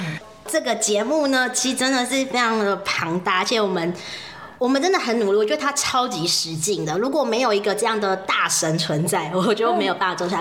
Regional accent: Taoyuan, Taiwan; 因为我们都桃园人，有时候我们会一起通车

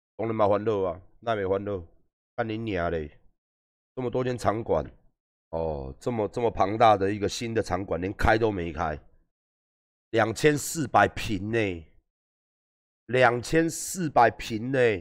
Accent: northern Taiwan, Taiwan; 因为我也是北部人

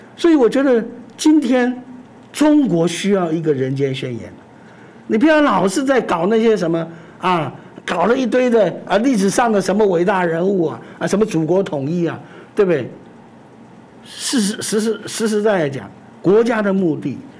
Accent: Taiwan; 我们自己现在的台湾人

